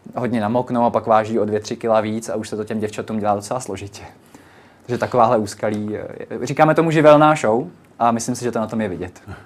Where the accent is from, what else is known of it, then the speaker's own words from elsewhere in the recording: Vysočina Region, Czechia; now in Prague, Czech Republic; já stále nejsem z Prahy, jsem z Vysočiny